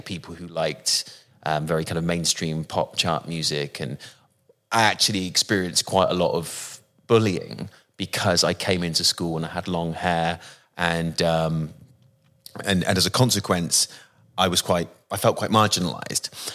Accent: Bristol, South West England, United Kingdom; accent: West Country; I come from the West Country in, in, in Bristol and the accent there is more like that.

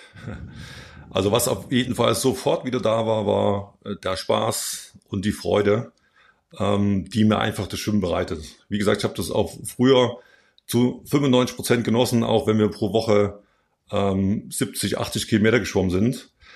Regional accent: Plauen, Saxony, Germany; moved away as an adult; also born or lived in Chemnitz; now in Eschborn, Germany; bin im Plauen geboren dort in die Trainingsgruppe gegangen. Das lief ganz gut, äh, die, die Jahre dort im Plauen. Und dann mit zwölf Jahren bin ich dann an die Kinder- und Jugendsportschule äh, in Chemnitz gekommen

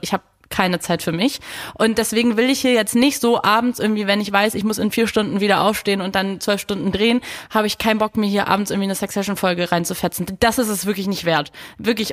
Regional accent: Berlin, Germany; ich bin Berlinerin

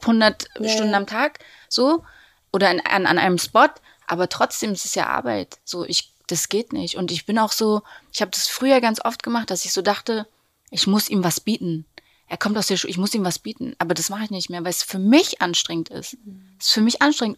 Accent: Berlin, Germany; wir sind aus Berlin

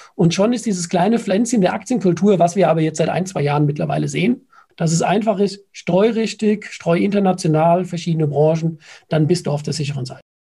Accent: Nackenheim, Rhineland-Palatinate, Germany; Ich bin ein Nackenheimer.

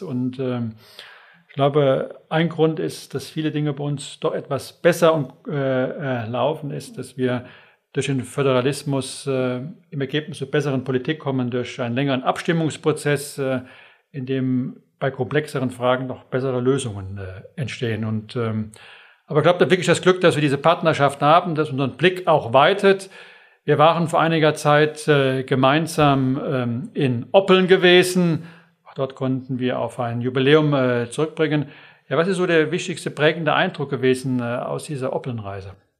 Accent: Westerwald, Rhineland-Palatinate, Germany; Ich bin aus Überzeugung äh, Westerwälder

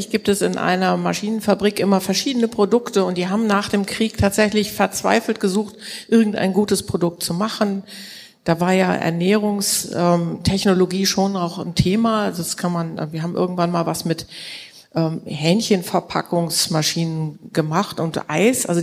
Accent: Kiel, Schleswig-Holstein, Germany; Ja, also ich bin Kieler Familienunternehmerin

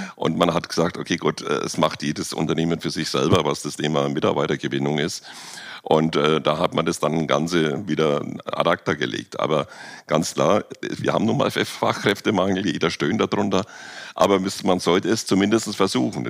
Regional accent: Germany; wir als Deutsche

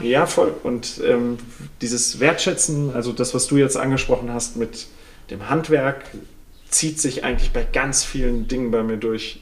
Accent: Sauerland, North Rhine-Westphalia, Germany; moved away; ich komme aus dem Sauerland vom Bauernhof

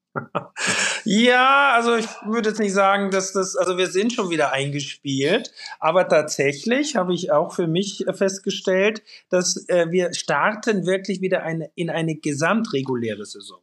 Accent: Austria; now in Hamburg, Germany; in Österreich in meiner Heimat

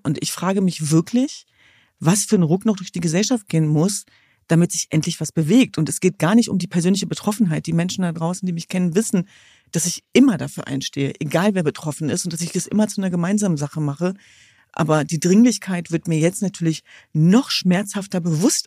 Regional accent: Germany; in meinem Land, ja nicht in diesem, sondern in meiner Heimat äh, sichtbare Migrationsgeschichte zu haben

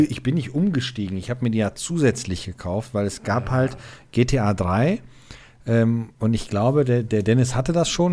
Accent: Stehle, North Rhine-Westphalia, Germany; Ich bin in Stehle aufgewachsen und in Stehle war ein Saturnmarkt.

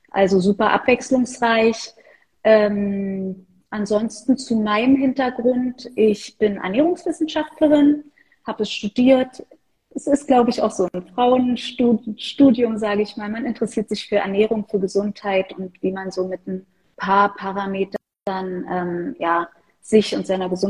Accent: Berlin, Germany; born there; ansonsten bin ich Berlinerin. Ich bin in Berlin geboren, arbeite hier, wohne hier

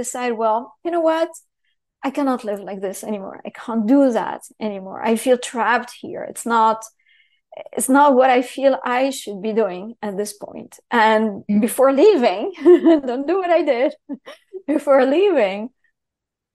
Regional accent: Syria; moved away; also born or lived in Paris / London / New York City; I grew up in Syria, so talk about heavy structure where you can't say anything

